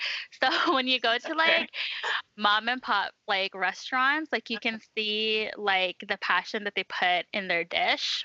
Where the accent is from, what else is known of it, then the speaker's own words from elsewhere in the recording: Vancouver, British Columbia, Canada; moved away as an adult; now in Edmonton, Canada; I'm originally from Vancouver